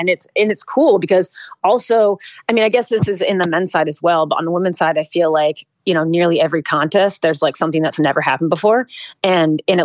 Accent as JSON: {"language": "English", "region": "New England", "country": "United States", "said": "I'm from New England myself."}